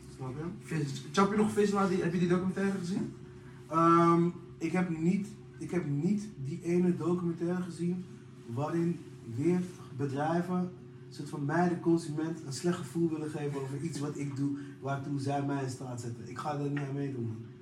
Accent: Amsterdam, North Holland, Netherlands; ik kom uit Amsterdam

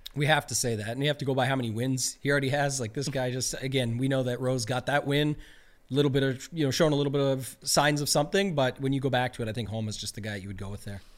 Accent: Canada; I'm a Canadian

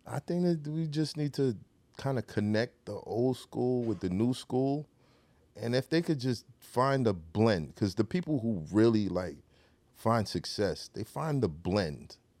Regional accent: New York City, New York, United States; being from Brooklyn

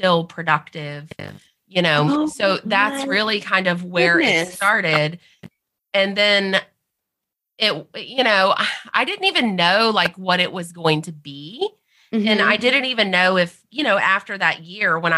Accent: the South, Southern United States, United States; accent: Southern

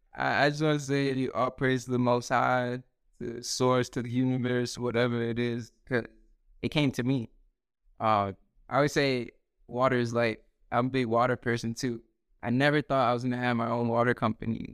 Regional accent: New York City, New York, United States; also born or lived in Dominican Republic / New Jersey; now in North Carolina, United States; born in Queens, uh, grew up there, but then I moved actually to the Dominican Republic for, like, a few years to my grandparents

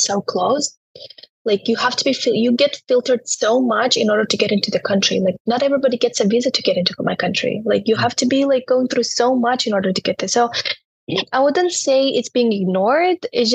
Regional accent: Turkmenistan; English is a second language; moved away as an adult; now in United States; I was growing up in Turkmenistan

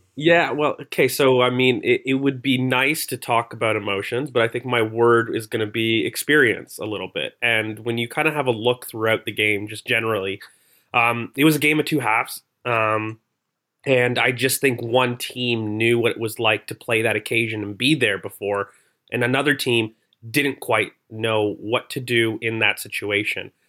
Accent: Canada; accent: Canadian; I'm Canadian

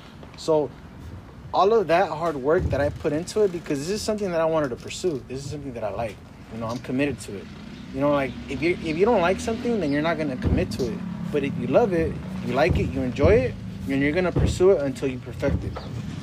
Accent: Jalisco, Mexico; We're from I'm from Jalisco, though. You know, like, that's where my family's from.

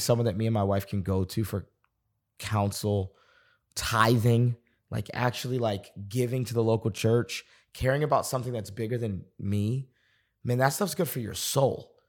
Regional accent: Boston, Massachusetts, United States; moved away as an adult; also born or lived in North Carolina; now in Dallas, United States; I was on staff at a church in Boston, getting, I was twenty-two years old, on staff. It was a church I'd grown up in.

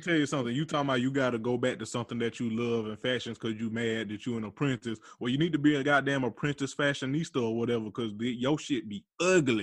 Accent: Georgia, United States; Atlanta, Georgia, my home state

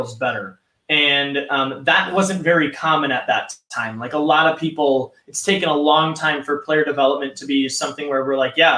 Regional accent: Minnesota, United States; now in San Diego, United States; I'm from Minnesota

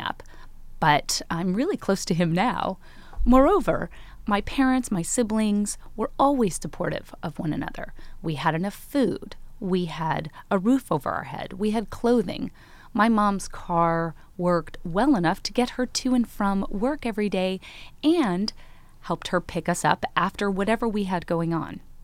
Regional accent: Chicago, Illinois, United States; I grew up in Chicago with my mom, my sisters, and my brother

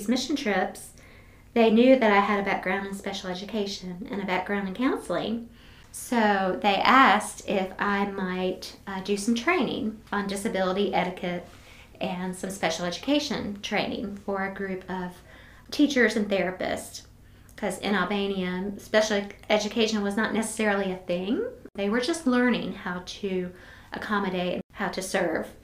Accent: United States; I'm in this weird place as an American in this country

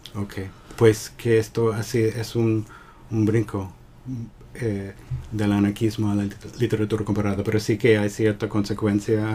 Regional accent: Southington, Connecticut, United States; moved away as an adult; also born or lived in Boston / Vermont / Puerto Rico; Yo nací en um, Southington, Connecticut. Y me criaba en, en el entorno eh, suburban de, de eh, el centro de Connecticut

